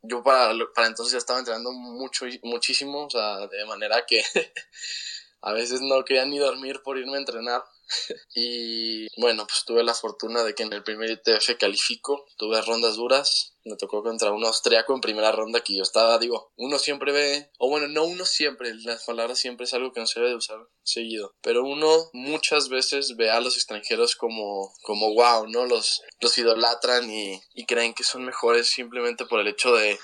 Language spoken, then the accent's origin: Spanish; Chihuahua, Mexico; moved away as an adult; also born or lived in Atlanta, United States; tengo 19 años, soy de Chihuahua, Chihuahua